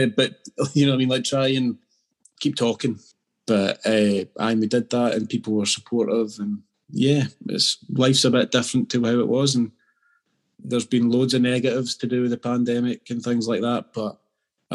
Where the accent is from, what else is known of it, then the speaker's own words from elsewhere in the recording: Scotland, United Kingdom; Being Scottish and being an Aberdeen fan